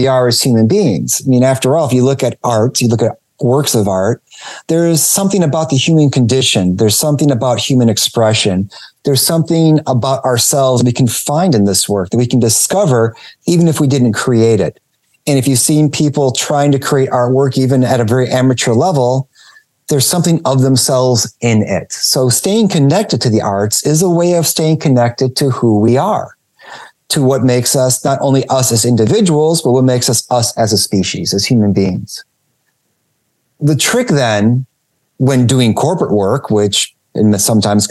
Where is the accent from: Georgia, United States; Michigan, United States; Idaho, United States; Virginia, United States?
Michigan, United States; Detroit; in Detroit area where I'm from